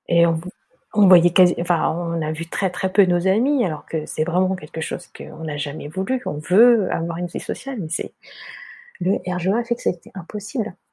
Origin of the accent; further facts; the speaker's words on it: China; dans ce que tu me ramènes à manger, moi je suis chinoise, il hein, faut pas qu'il y ait de soja.